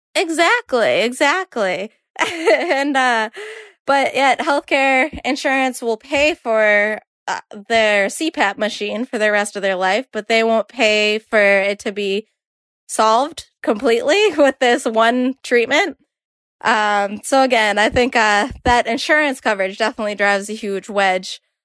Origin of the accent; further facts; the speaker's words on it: Boston, Massachusetts, United States; I'm from Boston